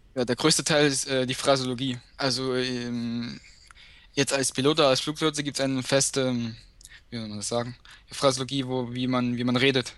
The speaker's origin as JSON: {"language": "German", "town": "Dresden", "region": "Saxony", "country": "Germany", "said": "ich komme aus Dresden"}